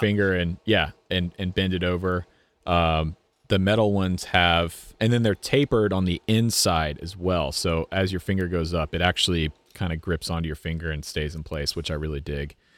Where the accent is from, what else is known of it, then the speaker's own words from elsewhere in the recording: United States; as an American